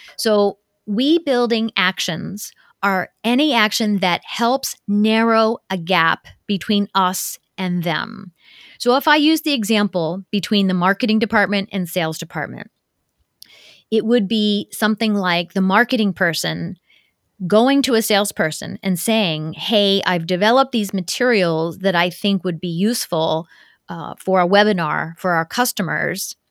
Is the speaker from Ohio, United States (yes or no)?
yes; Ohio, United States; also born or lived in Tokyo, Japan; I grew up in Ohio